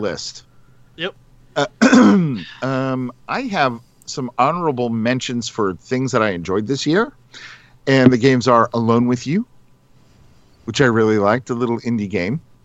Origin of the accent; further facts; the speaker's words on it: Ireland; I'm Irish.